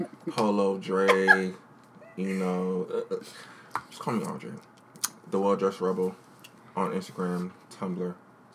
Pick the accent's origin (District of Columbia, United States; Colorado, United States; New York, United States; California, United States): District of Columbia, United States; Washington; now in Maryland, United States; I was born in D.C., Tacoma Park, but I now reside in Hinesville, Maryland.